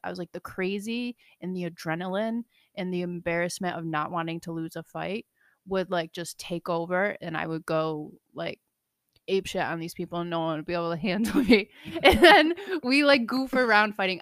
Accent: New Hartford, New York, United States; moved away; I'm from Central New York, small little town. Shout out New Hartford

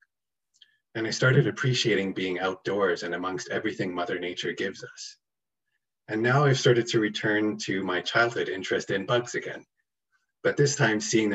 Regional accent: Toronto, Ontario, Canada; I was born and raised in Toronto, Canada

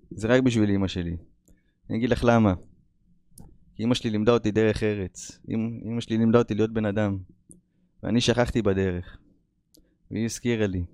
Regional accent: Israel; moved away as an adult; also born or lived in United States; אני ברחתי מהארץ בגיל עשרים ושתיים

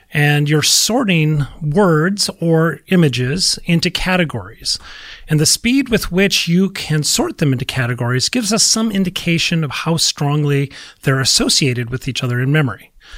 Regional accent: Minnesota, United States; I'm from Minnesota

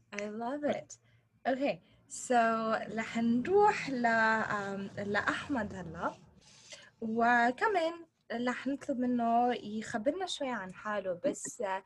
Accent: Sidon, South Governorate, Lebanon; now in Los Angeles, United States; هون انا بلوس انجلوس سو بس حدا يسالني انت من وين الجواب آه، من صيدا لانه ما حدا بيعرف وين الميوميه فانا كمان بقول انه انا من صيدا

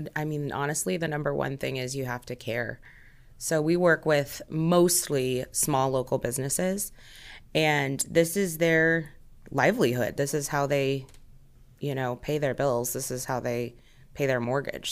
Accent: Omaha, Nebraska, United States; I'm not originally from Omaha, but I definitely call it home. It's where I've grown up, it's where I've spent most of my life

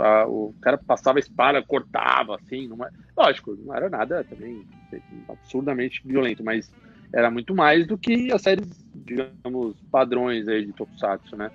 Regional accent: São Paulo, Brazil; Todos, todos aqui somos de São Paulo

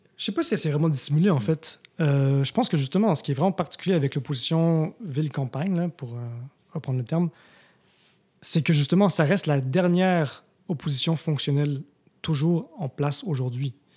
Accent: Montreal, Quebec, Canada; moved away as an adult; also born or lived in Tokyo, Japan / Switzerland; now in Montreal, Canada; je ne suis pas né à Montréal. Je suis né à Tokyo, mais. Euh, comment dire? J'ai grandi à Montréal jusqu'à l'âge

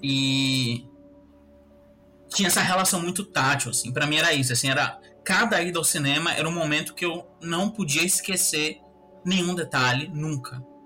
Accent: Salvador, Bahia, Brazil; era um bairro de, de periferia mesmo, daqui de Salvador, um bairro chamado Uruguai. E aí eu cresci lá na Cidade Baixa

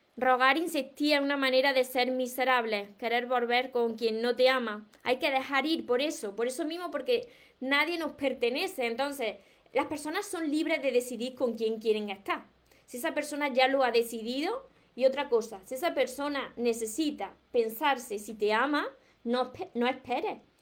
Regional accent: Córdoba, Andalusia, Spain; pero Córdoba de España, porque yo soy de Córdoba

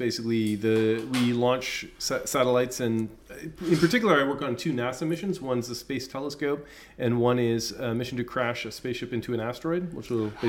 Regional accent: Ottawa, Ontario, Canada; moved away

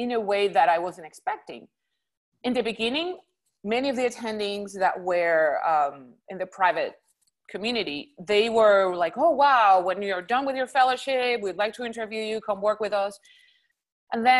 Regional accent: Puerto Rico; first language Spanish; English is a second language; moved away as an adult; now in Houston, United States; Originally, I'm from Puerto Rico, born and raised.

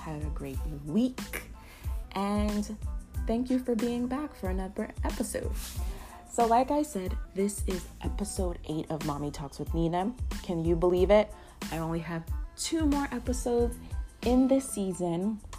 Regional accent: New Jersey, United States; I am from New Jersey, and I live in New Jersey

